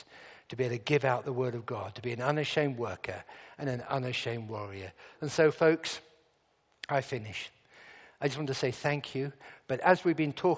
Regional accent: England, United Kingdom; I'm from England.

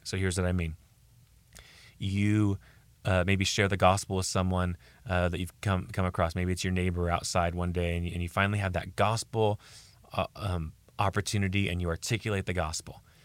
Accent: United States; I'm speaking as an American here in America

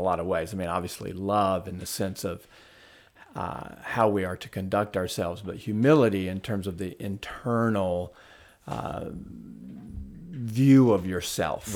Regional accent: the South, United States; also born or lived in Huntsville, Alabama; I grew up Southern Baptist in the South.

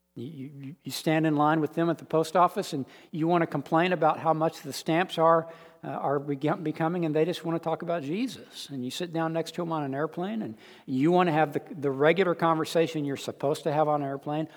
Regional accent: United States; accent: American; I'm American. They just want to hear my accent

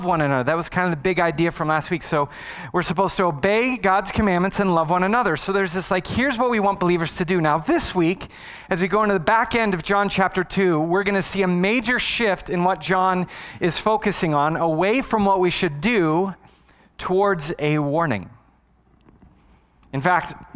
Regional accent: Arizona, United States; I was born and raised in Arizona

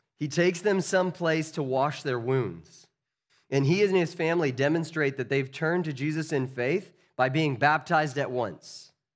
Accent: United States; As American citizens

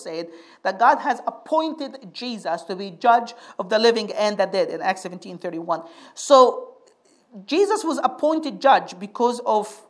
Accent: Egypt; moved away; I grew up in Egypt, we have some good preachers in Egypt

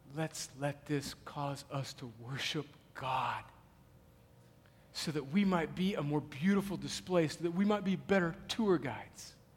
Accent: United States; we as rugged American individuals

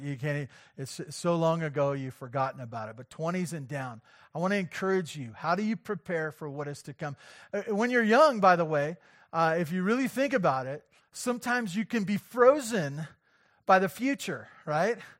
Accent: Santa Barbara, California, United States; as a good American kid, uh, growing up in Santa Barbara

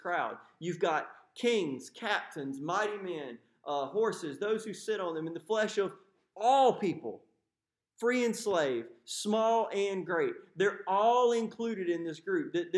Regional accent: United States; Are we the same because we're white American men?

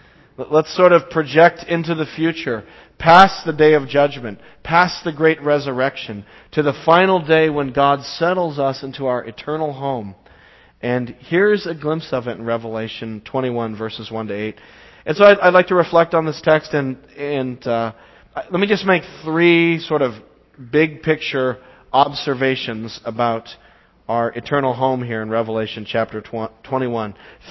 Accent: Braintree, Massachusetts, United States; I grew up in Braintree my whole life. And the house I live in Braintree is actually right around the corner from the house I was born in Braintree.

